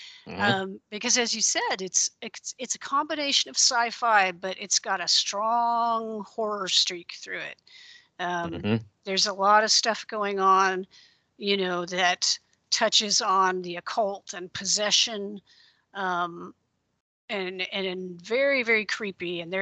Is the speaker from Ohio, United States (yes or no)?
no; Central Coast region of California, United States; I grew up in the Central Coast region of California